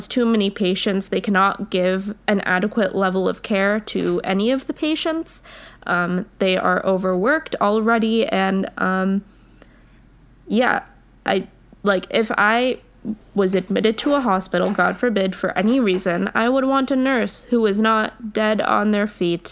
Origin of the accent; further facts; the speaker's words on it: United States; We're both American